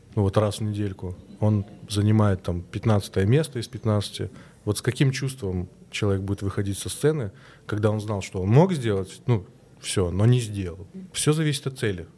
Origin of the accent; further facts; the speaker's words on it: Minsk, Belarus; Я и сам из Беларуси, из Минска.